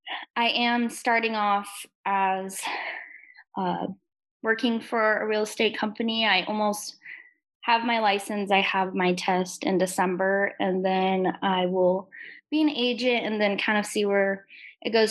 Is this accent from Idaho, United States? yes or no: no; Lake Havasu City, Arizona, United States; born or raised there